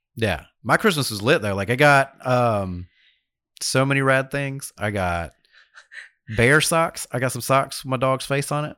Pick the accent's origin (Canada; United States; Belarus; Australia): United States; New York; now in Dothan, United States; I'm from New York